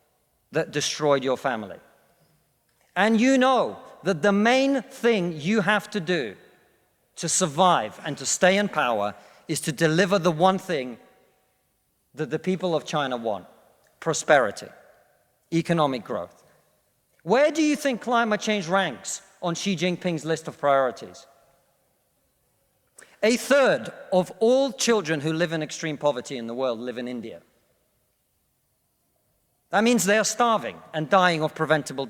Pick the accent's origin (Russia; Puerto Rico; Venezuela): Russia; now in United Kingdom; I come from Russia, which is not a poor country